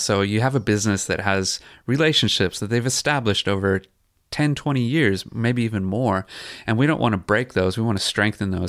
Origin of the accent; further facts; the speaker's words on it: San Jose, California, United States; moved away as an adult; also born or lived in Queensland; now in Noosa, Australia; I grew up in San Jose, California